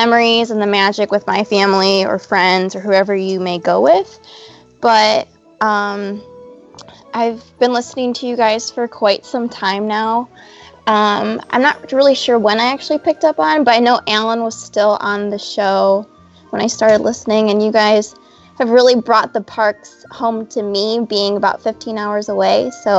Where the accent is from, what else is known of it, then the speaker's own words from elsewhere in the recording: Ohio, United States; I'm originally from Ohio. I live in a suburb just south of Cleveland.